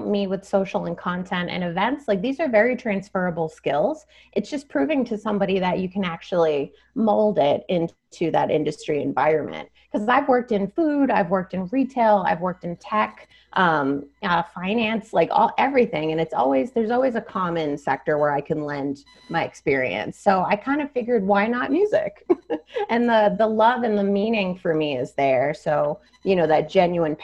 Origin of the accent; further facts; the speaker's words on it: Massachusetts, United States; moved away; growing up in Massachusetts, I was surrounded by the artist side of music